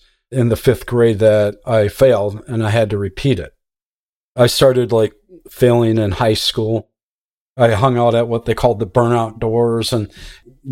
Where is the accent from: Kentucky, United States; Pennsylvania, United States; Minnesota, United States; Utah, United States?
Minnesota, United States; Minneapolis; I was born in North Minneapolis